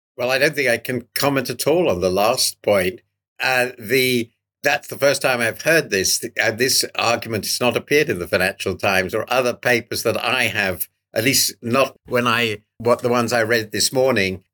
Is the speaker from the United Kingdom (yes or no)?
yes; United Kingdom; as a Brit